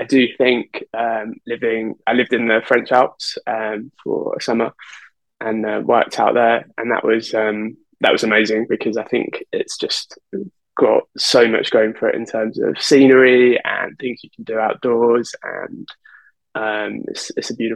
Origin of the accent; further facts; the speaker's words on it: Birmingham, West Midlands, United Kingdom; now in London, United Kingdom; I'm from Birmingham, which is about 2 hours north of London